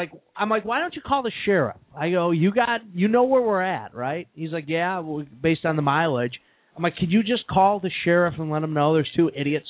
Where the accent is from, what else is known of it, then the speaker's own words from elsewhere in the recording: Chicago, Illinois, United States; we're from Chicago.